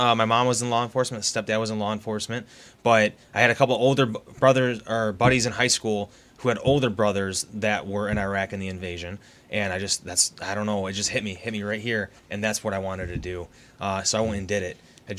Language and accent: English; Livonia, Michigan, United States; I grew up in Livonia